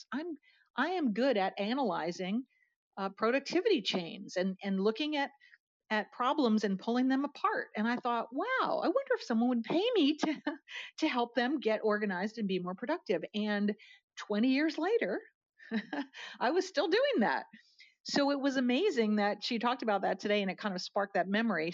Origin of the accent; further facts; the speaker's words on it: outside of Harrisburg, Pennsylvania, United States; moved away as an adult; now in Atlanta, United States; I am a Pennsylvania girl. I grew up outside of Harrisburg, Pennsylvania